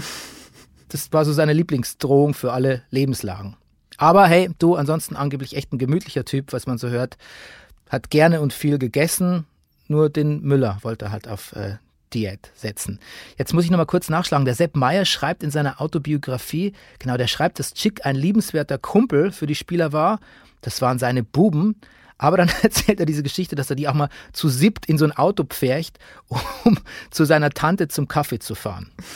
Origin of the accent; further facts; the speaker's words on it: Bavaria, Germany; ich kenne das auch aus meiner Jugend in Bayern